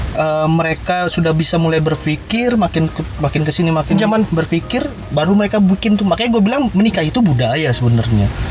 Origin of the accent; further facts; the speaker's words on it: Balaraja, Banten, Indonesia; di kota gua Dalaraja